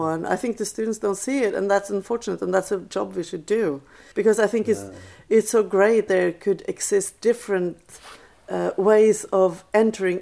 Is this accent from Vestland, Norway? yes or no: no; Oslo, Norway; first language Norwegian; English is a second language; moved away as an adult; also born or lived in New Jersey / New York; I grew up in Oslo